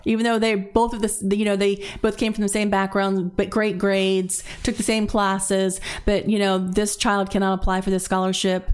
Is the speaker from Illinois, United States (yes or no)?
no; Zephyrhills, Florida, United States; I grew up in Zephyr Hills